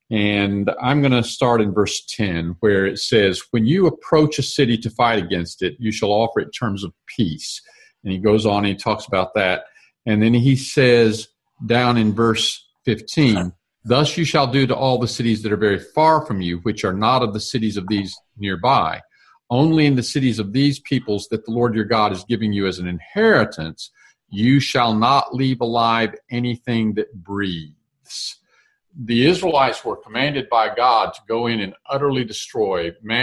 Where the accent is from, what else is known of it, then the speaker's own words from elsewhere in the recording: Alabama, United States; I'm from Alabama